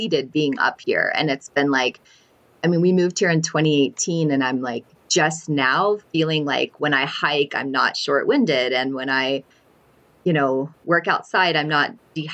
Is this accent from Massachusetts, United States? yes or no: no; Alabama, United States; also born or lived in northern New Mexico; now in New Mexico, United States; I'm actually from Alabama